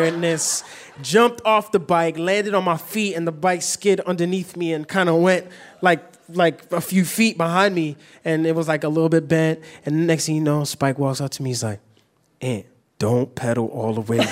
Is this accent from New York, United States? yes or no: yes; New York City, New York, United States; growing up in New York